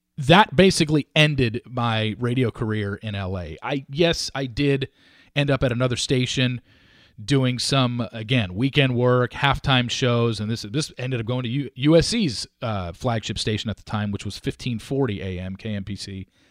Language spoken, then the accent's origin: English; Orange County, California, United States; moved away as an adult; now in Dallas, United States; I grew up in Orange County, California